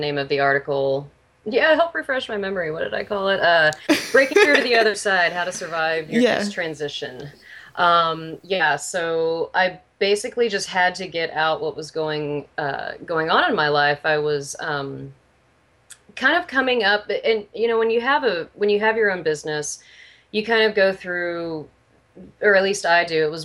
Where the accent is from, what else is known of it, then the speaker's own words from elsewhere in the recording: Houston, Texas, United States; moved away as an adult; also born or lived in Austin, Texas; now in Seattle, United States; I'm from Texas originally, though, from Houston